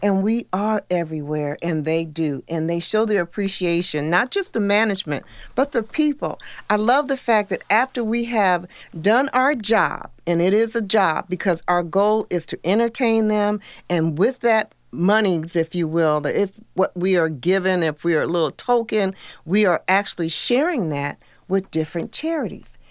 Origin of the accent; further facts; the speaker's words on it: Iowa, United States; now in Missouri, United States; I'm originally from Iowa